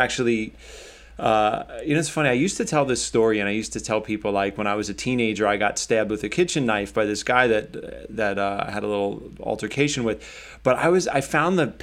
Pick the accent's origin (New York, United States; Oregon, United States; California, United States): New York, United States; New York City; I grew up in Staten Island